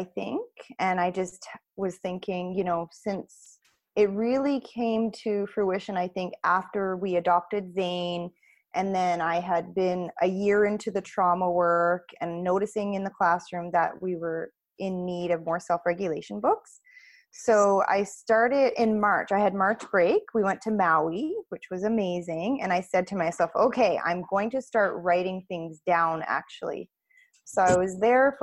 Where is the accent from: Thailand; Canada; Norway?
Canada; Nova Scotia; now in Chilliwack, Canada; I'm actually from Nova Scotia originally.